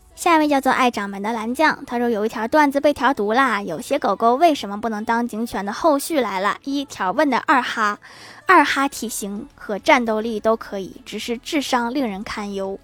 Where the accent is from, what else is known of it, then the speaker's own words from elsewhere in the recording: Northeast China, China; 我老家是东北的